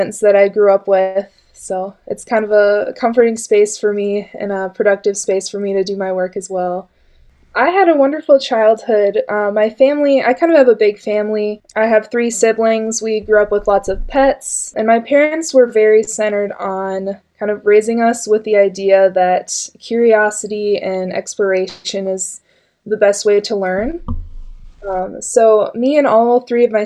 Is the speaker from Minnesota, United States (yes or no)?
yes; Cold Spring, Minnesota, United States; also born or lived in Morris, Minnesota / Waite Park, Minnesota; I grew up in central Minnesota in Cold Spring